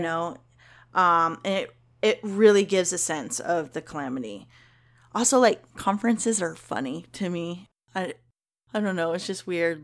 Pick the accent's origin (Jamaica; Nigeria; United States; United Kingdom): United States; Kentucky; I'm from Kentucky